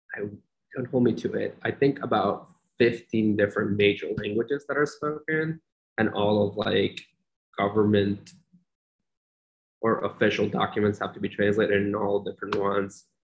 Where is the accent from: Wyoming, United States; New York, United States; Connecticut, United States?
New York, United States; Long Island; also born or lived in Pakistan / Oklahoma; now in Syracuse, United States; I was 11 years old when I landed in New York